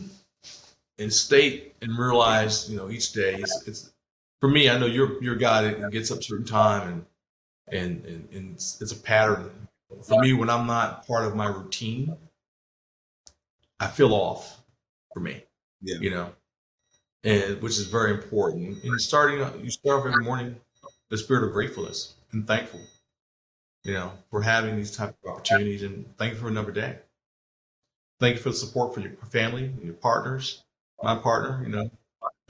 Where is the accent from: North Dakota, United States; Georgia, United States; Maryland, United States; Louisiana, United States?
Maryland, United States; Baltimore; I'm a guy from Baltimore City